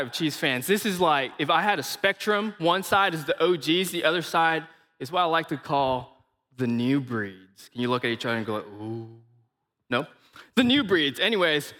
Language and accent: English; Malaysia; accent: Malaysian; now in Missouri, United States; I am from Malaysia.